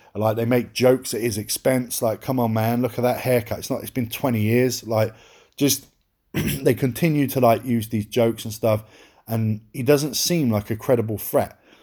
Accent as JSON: {"language": "English", "region": "England", "country": "United Kingdom", "said": "I'm English."}